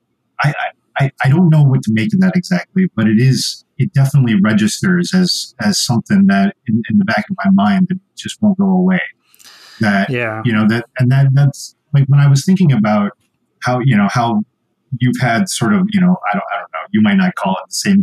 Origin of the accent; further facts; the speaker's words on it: Western New York, United States; also born or lived in Southwest United States; now in Southwest, United States; I grew up in Western New York and you had like three different Italian festivals.